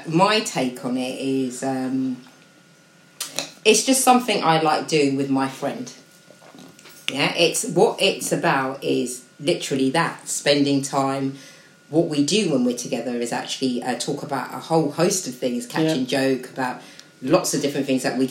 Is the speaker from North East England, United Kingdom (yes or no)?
no; Slough, South East England, United Kingdom; I'm proud to be a resident of Slough